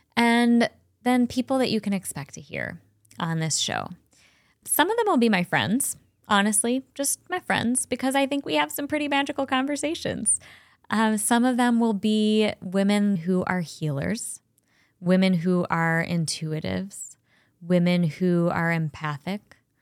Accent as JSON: {"language": "English", "town": "Cleveland", "region": "Ohio", "country": "United States", "tie": "born or raised there", "also_born_or_lived": "Chagrin Falls, Ohio / Colorado", "said": "I was born and raised in Cleveland."}